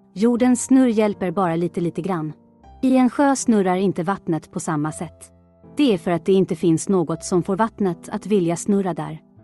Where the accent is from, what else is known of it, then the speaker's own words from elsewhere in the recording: Stockholm, Stockholm County, Sweden; jag kommer från Stockholm